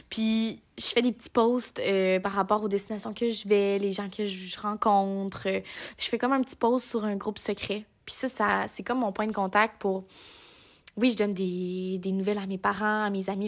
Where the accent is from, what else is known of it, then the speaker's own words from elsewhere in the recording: Quebec, Canada; moved away as an adult; chez nous au Québec.